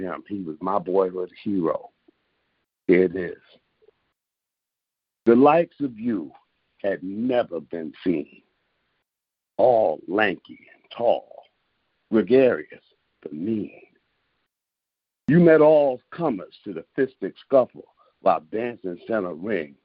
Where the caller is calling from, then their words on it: Rochester, New York, United States; I'm calling from Rochester, New York